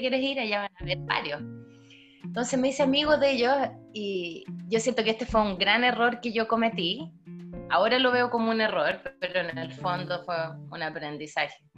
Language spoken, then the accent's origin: Spanish; Chile; moved away; los chilenos tampoco nos juntamos con los haitianos